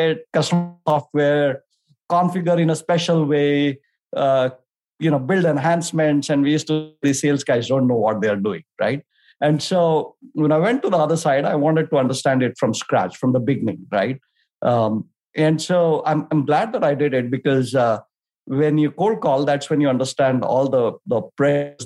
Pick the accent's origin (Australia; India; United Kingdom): India; moved away; also born or lived in Delhi, India / Bangalore, India; I grew up in India, started with Delhi and then moved to Bangalore